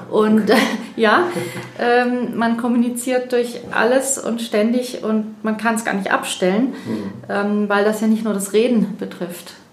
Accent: Freiburg, Baden-Württemberg, Germany; Ähm, ja, ich bin eben aus Freiburg, deshalb die räumliche Trennung und hier sind wir jetzt eben, wie gesagt, in Überlingen zusammengetroffen.

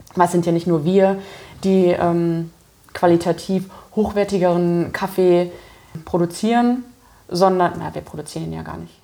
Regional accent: Germany; moved away; ich komme ja äh, ursprünglich aus der Eifel, das ist nicht so weit weg von der Mosel

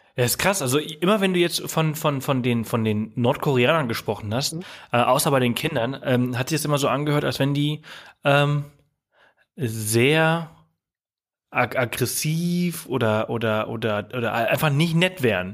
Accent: Germany; bei uns in Deutschland

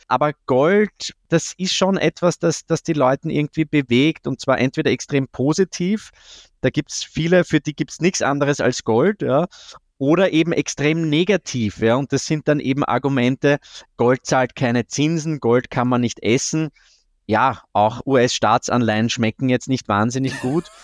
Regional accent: Austria; ich als Österreicher

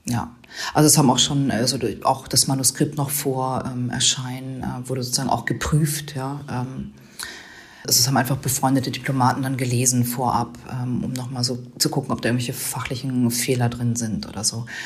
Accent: Germany; fand ich also wahnsinnig beeindruckend und unglaublich lehrreich, auch äh, für mich als, als Deutsche, sage ich mal so.

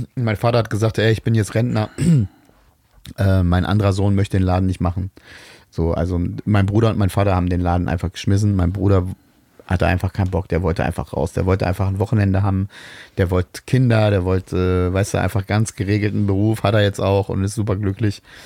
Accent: Bad Pyrmont, Lower Saxony, Germany; ich bin aber in Bad Pyrmont aufgewachsen

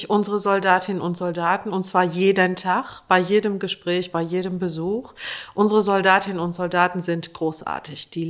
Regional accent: Lower Saxony, Germany; Ich bin in der Nähe eines Fliegerhorstes aufgewachsen. In der unmittelbaren Umgebung war ein Bundeswehrkrankenhaus. Ich komme aus Niedersachsen.

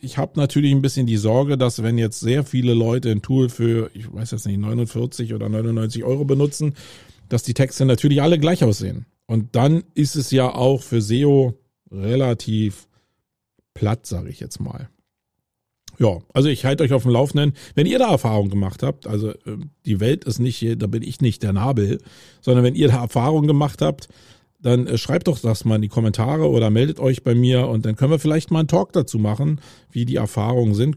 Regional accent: Germany; first language German; ich bin Deutscher und äh, das ist meine Muttersprache

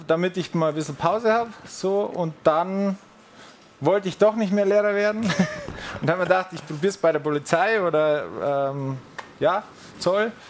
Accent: Furth im Wald, Bavaria, Germany; moved away as an adult; now in Munich, Germany; Ich komme aus der Oberpfalz, Bayerischen Wald, aus Furt im Wald.

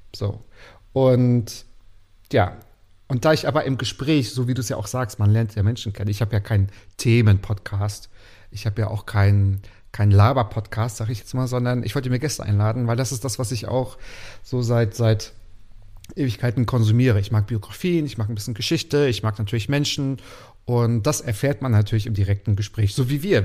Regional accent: Waren, Mecklenburg-Vorpommern, Germany; moved away as an adult; now in Berlin, Germany; Ich komme aus dem Müritz Nationalpark. Dort bin ich geboren, dort bin ich aufgewachsen in Waren an der Müritz, also ein Mecklenburger

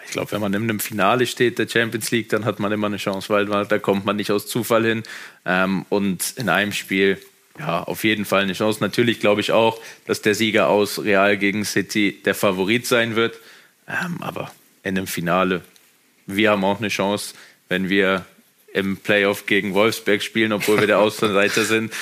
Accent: Germany; now in Austria; ich bin, ich bin Deutscher

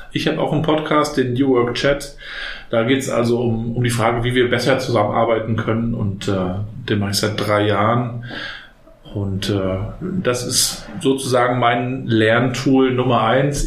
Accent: Rostock, Mecklenburg-Vorpommern, Germany; Ich bin ja noch in der DDR aufgewachsen, in den 80ern hier in Rostock

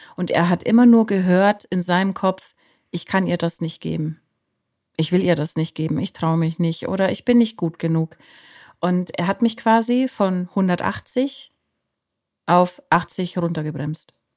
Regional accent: Bavaria, Germany; ich komme aus Bayern.

